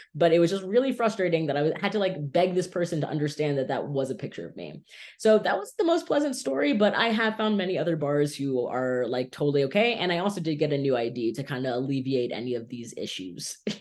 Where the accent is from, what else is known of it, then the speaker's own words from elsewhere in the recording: Miami Beach, Florida, United States; I have lived in South Florida my entire life, born and raised in Miami Beach